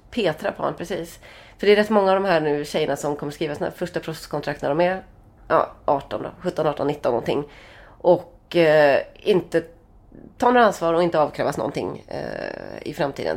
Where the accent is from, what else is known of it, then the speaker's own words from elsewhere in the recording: Sweden; vi är från Sverige